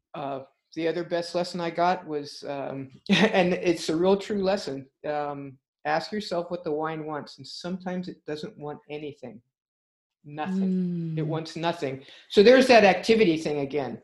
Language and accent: English; California, United States; as a Californian